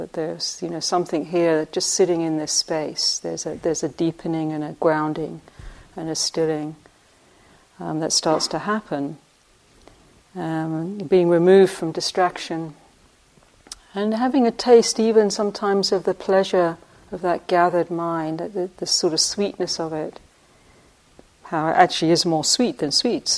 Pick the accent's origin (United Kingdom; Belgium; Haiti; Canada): United Kingdom; England; moved away; I grew up in England on the sweet shop, on the corner of when we walked to school and back